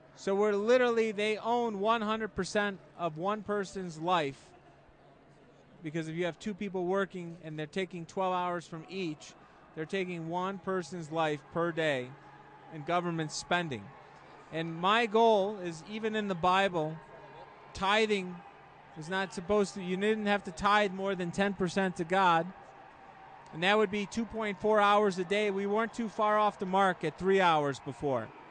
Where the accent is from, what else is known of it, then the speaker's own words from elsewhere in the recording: Chicago, Illinois, United States; in Chicago, and then the Chicagoland area